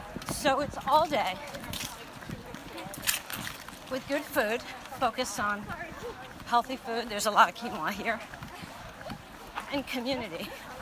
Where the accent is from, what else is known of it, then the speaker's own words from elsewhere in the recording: Washington, District of Columbia, United States; I'm from Washington, D.C.